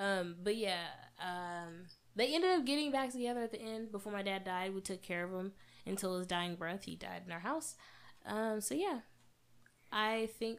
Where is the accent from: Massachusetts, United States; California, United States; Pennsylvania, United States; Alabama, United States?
California, United States; Growing up in the Bay Area, it was cool or whatever, but talking like this in this chocolate, beautiful melanated body of mine was always like a problem for people